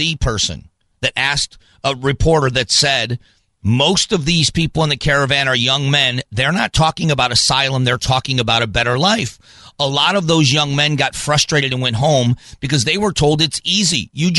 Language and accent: English; Fort Myers, Florida, United States; I grew up in the South. I'm broadcasting from my hometown. I'm in Fort Myers, Florida.